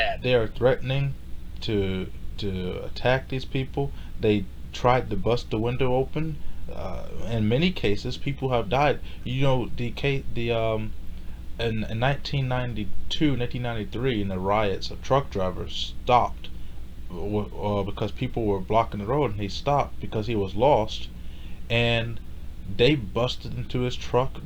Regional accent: Houston, Texas, United States; I was born in America. I was born in Houston, Texas in 1994

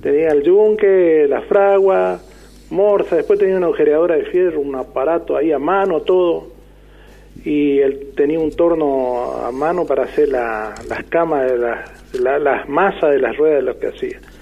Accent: Florida, Santa Fe, Argentina; now in Avellaneda, Argentina; ahora soy de Avellaneda porque yo era de Florida. Este, que un pueblito que quedaba en el medio entre Intillaco y Tartagal

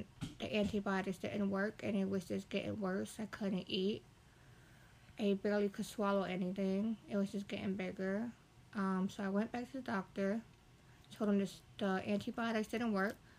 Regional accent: Lancaster, Pennsylvania, United States; I'm from Lancaster

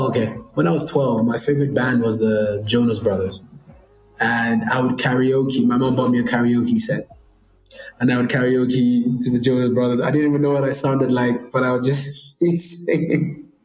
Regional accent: Nigeria; If you wanted me to sing a Nigerian song, I can. I'm Nigerian, you know?

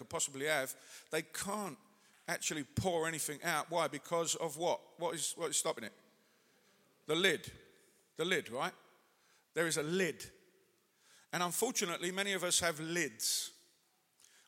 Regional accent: England, United Kingdom; now in Manchester, United Kingdom; as English people

